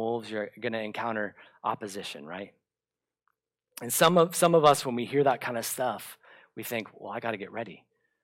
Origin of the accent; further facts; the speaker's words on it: Bradenton, Florida, United States; my hometown in Bradenton, Florida